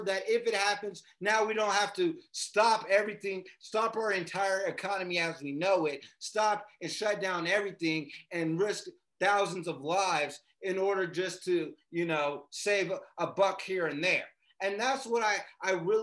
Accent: Las Vegas, Nevada, United States; we're from Vegas

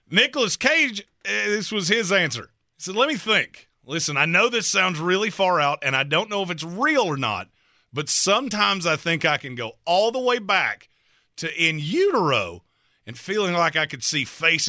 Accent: North Carolina, United States; But I'm from North Carolina and I've seen it for too long.

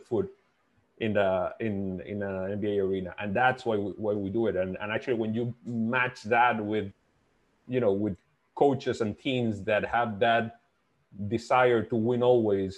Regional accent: Dominican Republic; I'm from the Dominican Republic

